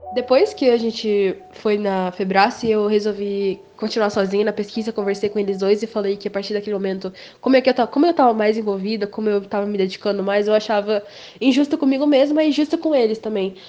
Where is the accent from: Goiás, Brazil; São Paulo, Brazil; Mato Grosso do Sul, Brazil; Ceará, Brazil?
Mato Grosso do Sul, Brazil; Campo Grande; eu sou de Campo Grande, Mato Grosso do Sul